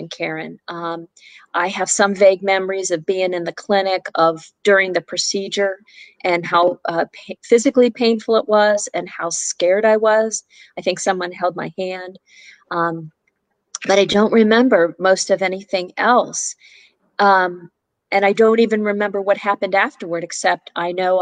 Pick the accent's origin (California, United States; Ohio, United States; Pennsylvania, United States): Pennsylvania, United States; Pittsburgh; moved away as an adult; now in Richmond, United States; I'm originally from Pittsburgh, Pennsylvania, lived there my whole life